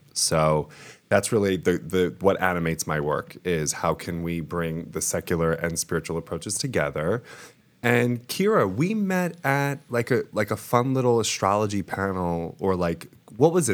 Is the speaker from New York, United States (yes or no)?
yes; Long Island, New York, United States; moved away; also born or lived in Rome, Italy; I am from Long Island, New York, but I'm coming at you from Rome, Italy